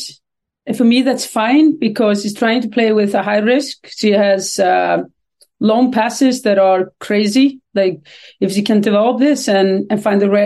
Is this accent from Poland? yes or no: no; Iceland; moved away as an adult; now in Sweden; I come from Iceland